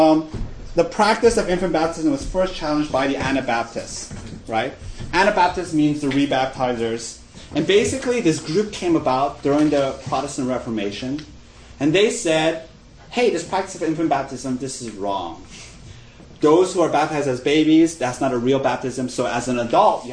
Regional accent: Glendale, California, United States; I grew up in Glendale. Glendale is the highest concentration of Armenians outside of Armenia.

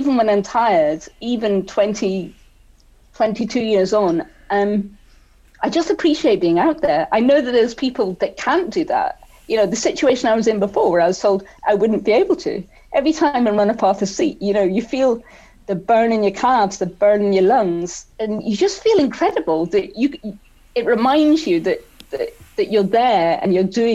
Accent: Scotland, United Kingdom; also born or lived in South Wales; growing up in Scotland

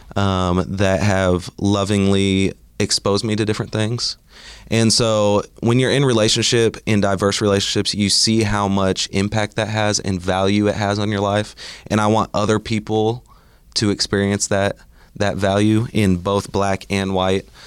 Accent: Bartlesville, Oklahoma, United States; now in Oklahoma City, United States; I grew up in Bartlesville, Oklahoma, and then now live in Oklahoma City

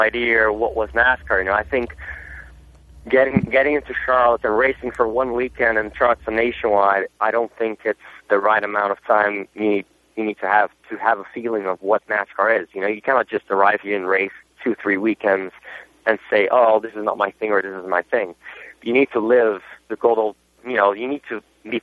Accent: Brazil; first language Portuguese; English is a second language; also born or lived in Germany; now in United States; I wasn't even born in Brazil, to be honest, I was born in Germany, but my culture is pretty Brazilian. I was brought up in Brazil from my

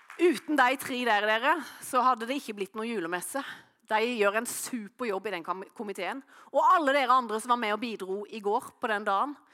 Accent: Norway; hjemme på Løvjemås

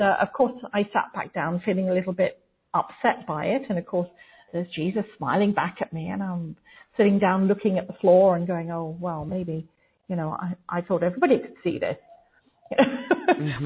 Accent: England, United Kingdom; growing up in England

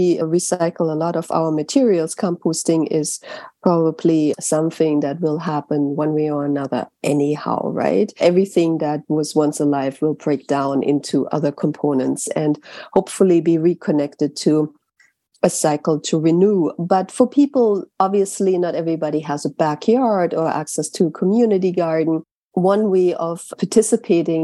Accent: Germany; now in New York City, United States; I grew up in Germany.

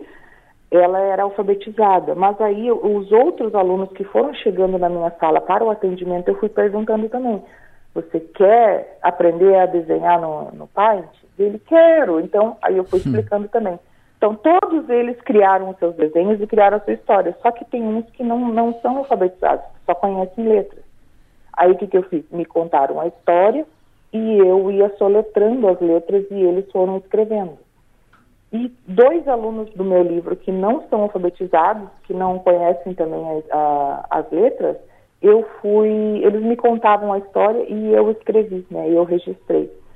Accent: São Luís Gonzaga, Rio Grande do Sul, Brazil; moved away as an adult; also born or lived in Joinville; now in Balneário Arroio do Silva, Brazil; eu sou gaúcha missioneira lá de São Luís Gonzaga, né? E fazem três anos que eu vim para Santa Catarina

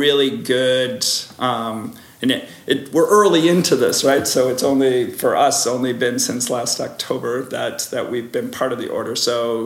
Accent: Chicago, Illinois, United States; moved away as an adult; now in Hamilton, Canada; I am originally from Chicago area, but married a Canadian from this area

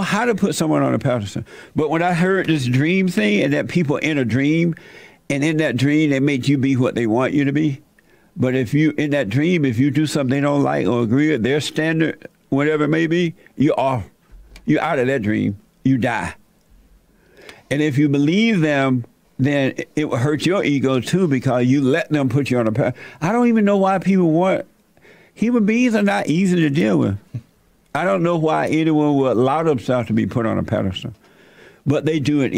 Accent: Alabama, United States; I was born in Alabama, raised on a plantation

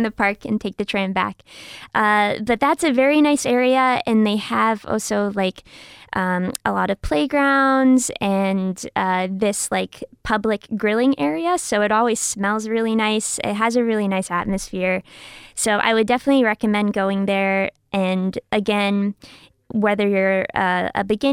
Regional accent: United States; moved away as an adult; now in Slovakia; I'm from the United States

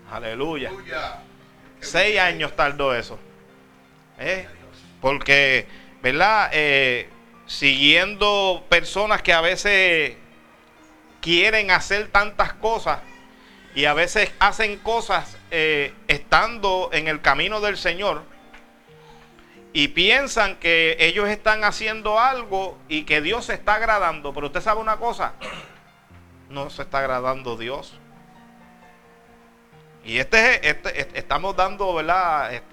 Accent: Puerto Rico; yo soy de Puerto Rico. Y de Puerto Rico aquí no es mucho y el pasaje no es millonario.

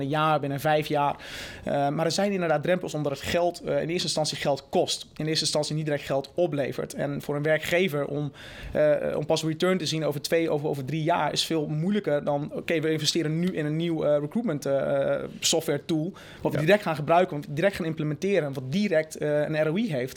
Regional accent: Netherlands; moved away; also born or lived in United States

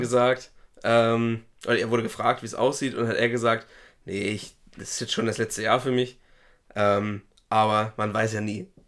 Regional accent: Schleswig-Holstein, Germany; bei uns in Schleswig-Holstein

